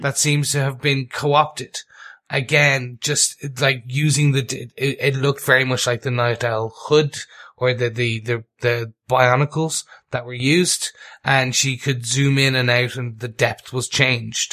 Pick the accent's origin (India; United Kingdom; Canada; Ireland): Ireland; being Irish